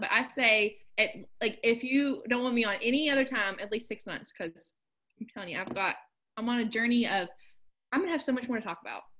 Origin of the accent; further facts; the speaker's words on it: southern West Virginia, United States; moved away; I loved I loved growing up in West Virginia.